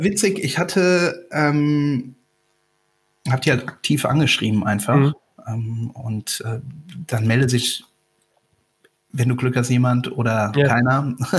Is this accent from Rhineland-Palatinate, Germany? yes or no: yes; Rhineland-Palatinate, Germany; komme ja von der Mosel